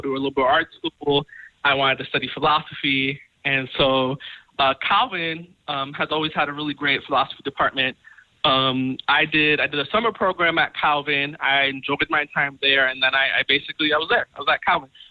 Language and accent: English; Long Island, New York, United States; I'm originally from uh, New York. I'm from Long Island. Mm. Um, I was born and raised